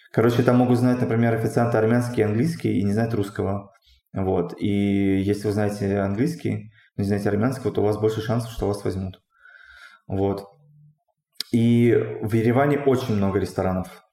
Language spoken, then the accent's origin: Russian; Russia; moved away as an adult; also born or lived in Tyumen, Russia; now in Armenia; Я говорю, ну вот, там из России